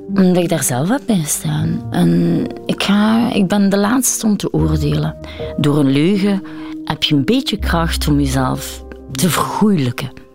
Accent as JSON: {"language": "Dutch", "country": "Belgium", "tie": "born or raised there", "also_born_or_lived": "India", "said": "Ik behoor bij de eerste generatie eigenlijk geadopteerde mensen binnen België. En dan zit het toch wel van, oh ja, ik ben de enige donkere in de klas."}